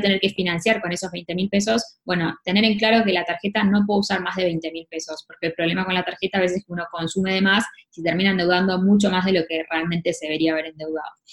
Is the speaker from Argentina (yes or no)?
yes; Argentina